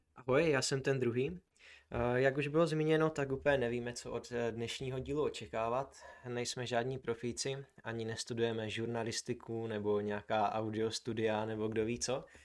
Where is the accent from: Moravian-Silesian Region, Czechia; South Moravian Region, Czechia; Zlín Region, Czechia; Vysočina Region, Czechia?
South Moravian Region, Czechia; Brno; jsme z Brna